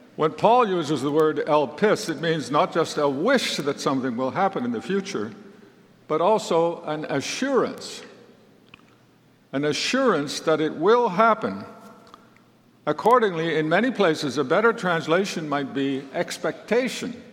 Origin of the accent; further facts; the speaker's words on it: Netherlands; I was born in 1942 in the Netherlands, which at that time was under German occupation.